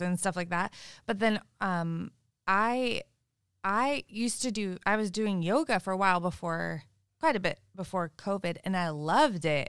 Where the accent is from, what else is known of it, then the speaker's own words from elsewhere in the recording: Sebastopol, California, United States; growing up in Sebastopol and also living in Sebastopol, it's very, very spiritual there